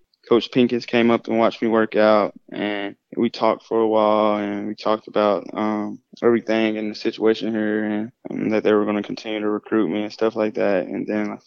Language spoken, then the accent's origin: English; Knoxville, Tennessee, United States; moved away; I grew up in Knoxville, Tennessee, my whole life, born and raised